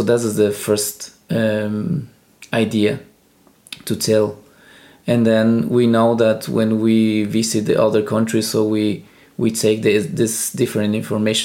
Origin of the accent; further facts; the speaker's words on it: Ecuador; first language Spanish; English is a second language; moved away as an adult; also born or lived in Germany; now in Norway; I am original from Ecuador